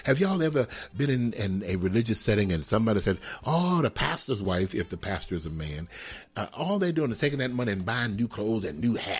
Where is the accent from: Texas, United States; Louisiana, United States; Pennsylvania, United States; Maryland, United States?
Texas, United States; Houston; now in Atlanta, United States; out of Atlanta, Georgia, and by way of what? Texas, Houston, Texas, my hometown.